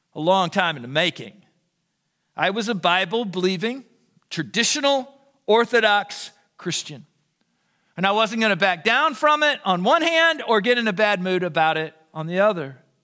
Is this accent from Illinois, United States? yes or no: yes; Southern Illinois, United States; I was raised in the Southern Illinois incarnation of the Jesus Revolution